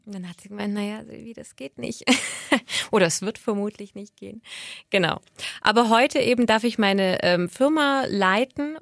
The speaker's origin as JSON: {"language": "German", "town": "Böblingen", "region": "Baden-Württemberg", "country": "Germany", "tie": "born or raised there", "also_born_or_lived": "Sindelfingen / Altdorf / Berlin / Munich", "moved": "as an adult", "lives_now": "Stuttgart, Germany", "said": "komme aber gebürtig aus dem Schwabenländle und bin in Böbling groß geworden"}